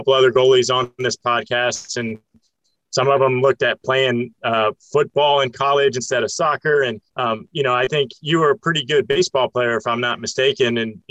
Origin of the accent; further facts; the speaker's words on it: Florida, United States; growing up in Florida, you know, with family from Mississippi.